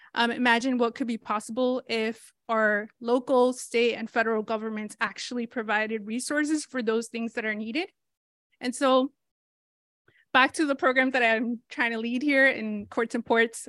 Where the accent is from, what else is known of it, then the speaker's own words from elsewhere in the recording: Rhode Island, United States; also born or lived in Mexico; I grew up undocumented in Rhode Island